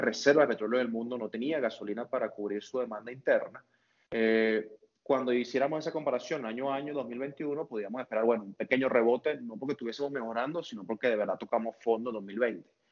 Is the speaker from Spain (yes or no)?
no; Maturín, Monagas, Venezuela; now in Caracas, Venezuela; Yo vivo en Caracas, pero yo no soy de Caracas, Nico, yo soy de Maturín